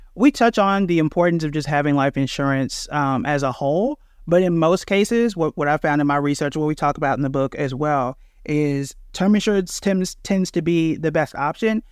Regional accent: Tulsa, Oklahoma, United States; I'm born and raised in Tulsa, Oklahoma

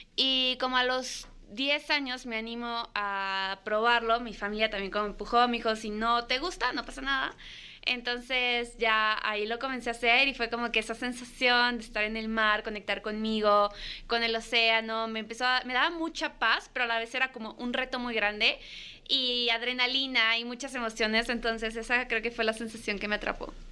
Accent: Michoacán, Mexico; also born or lived in Guadalajara, Jalisco; nací en Guadalajara, después me fui a vivir a Michoacán

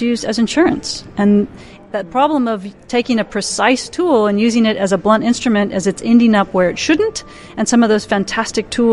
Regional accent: the Midwest of the US, United States; moved away as an adult; also born or lived in Minnesota / Madison, Wisconsin / Narrabri, New South Wales; now in Australia; I grew up in the Midwest of the US.

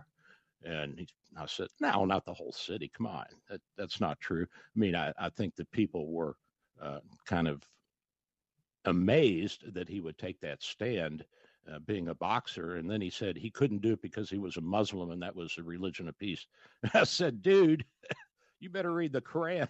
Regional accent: Louisville, Kentucky, United States; now in Florida, United States

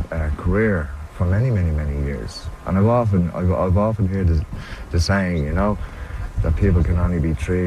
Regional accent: Dublin, Leinster, Ireland; I grew up in the Liberties. I grew up off Thomas Street, there in Bristol Street Flat. So I spent 25, 30 years of my life there.

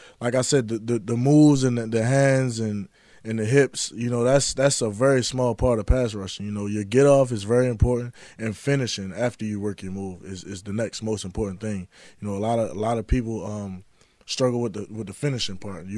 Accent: Baltimore, Maryland, United States; being a kid growing up in Baltimore

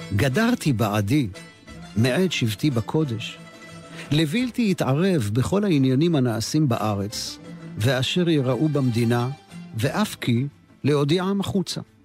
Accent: Jerusalem, Jerusalem District, Israel; לשכונת מקור ברוך, שם נולדתי.

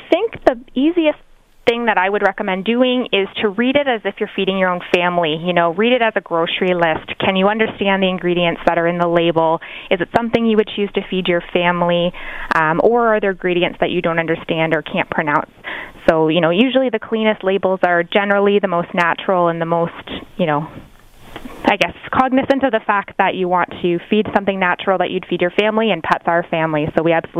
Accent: Canada; we're very proud to be Canadian ourselves

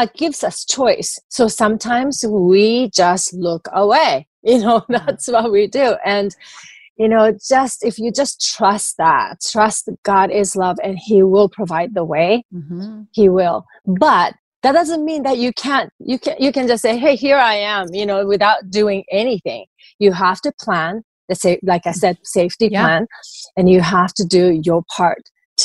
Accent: Japan; moved away; I grew up in Japanese culture.

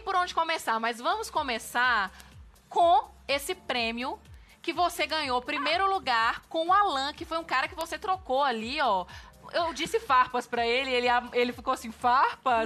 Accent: interior of Minas Gerais, Brazil; lá na minha cidade também, que é interior de Minas

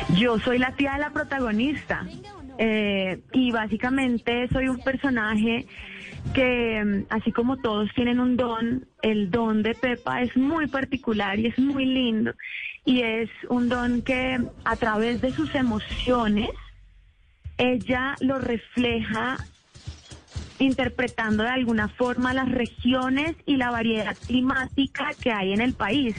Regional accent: Colombia

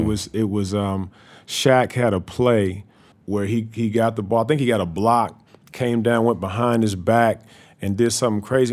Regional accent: Louisville, Kentucky, United States; I'm from Louisville

